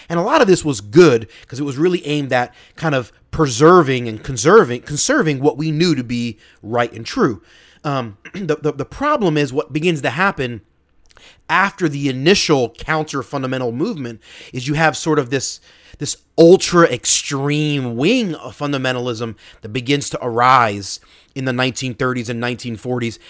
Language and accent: English; Philadelphia, Pennsylvania, United States; my hometown, Philly